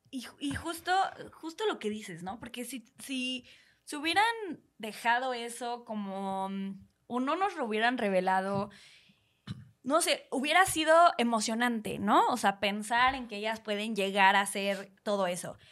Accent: Mexico; siendo eh, mexicanos que somos personas súper expresivas

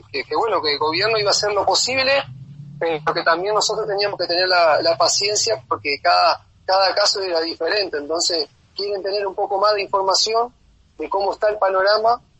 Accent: Uruguay; como uruguayo, si yo tengo la posibilidad de volverme a Uruguay

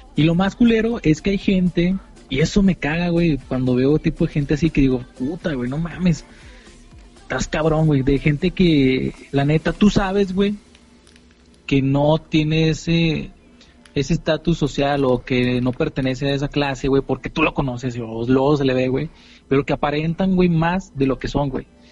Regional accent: Mexico; los mexicanos no somos así

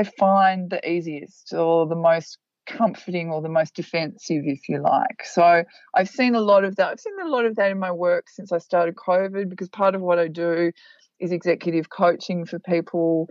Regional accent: Australia; I was born in Australia

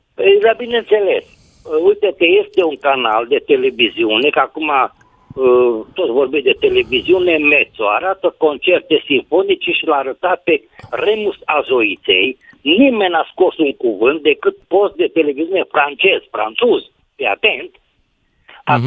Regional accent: Oradea, Bihor County, Romania

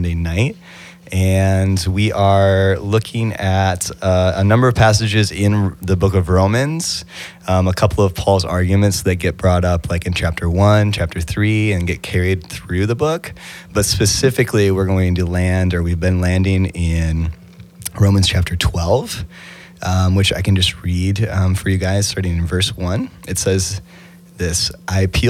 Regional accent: Grant County, Kentucky, United States; I'm from Grant County, Kentucky.

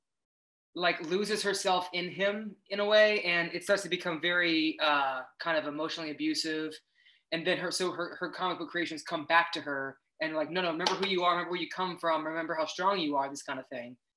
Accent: Tampa, Florida, United States; I grew up in Florida. I grew up in Tampa Bay area in Florida

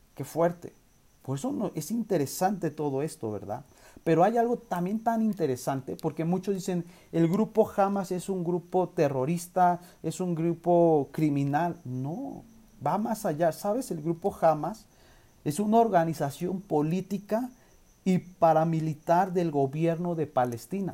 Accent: Mexico; nosotros como nación mexicana

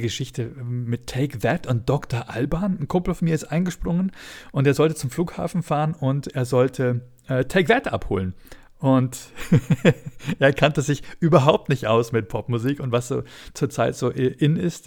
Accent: Bavaria, Germany; ich als Bayer

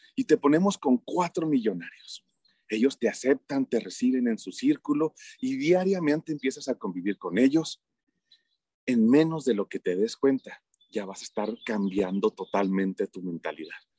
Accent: Mexico; en mi país todo mundo cree que como México no hay dos

